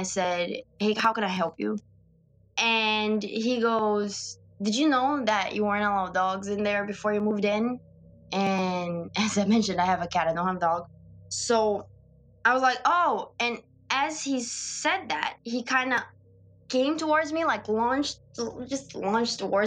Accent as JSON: {"language": "English", "country": "Brazil", "moved": "yes", "said": "I'm from Brazil and I'm in this country alone"}